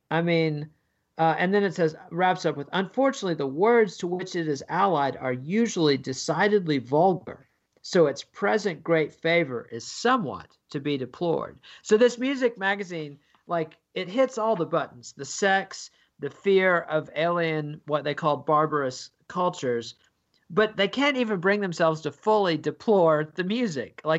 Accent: United Kingdom; as a Brit, you're more focused on England than most American historians

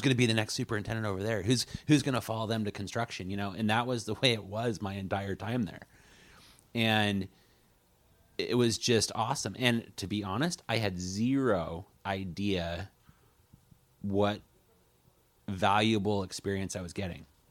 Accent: Coos Bay, Oregon, United States; I was born and raised in Coos Bay

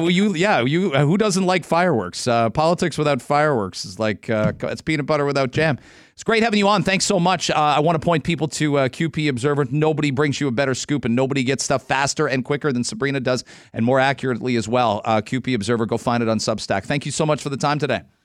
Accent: London, Ontario, Canada; I'm from London.

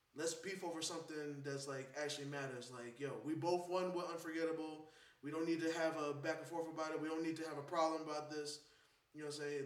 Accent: New York, United States; As a New Yorker and a fan of all New York music

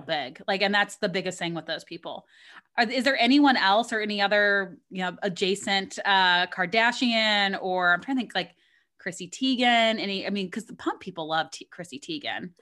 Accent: Missouri, United States; we're both from Missouri, which, I mean, it's a little bit north of Kentucky, but, like, probably it's a little bit of a similar upbringing. So, like, I mean, I grew up on beer teas

